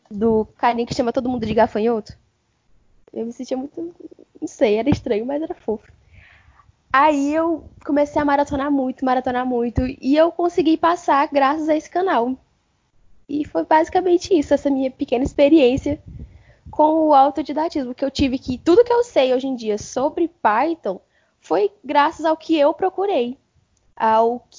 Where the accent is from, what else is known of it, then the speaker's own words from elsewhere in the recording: Teresina, Piauí, Brazil; eu sou de, da cidade de Teresina, no Piauí. Eu estou cursando técnico em informática no Instituto Federal do Piauí, no campus Teresina Central.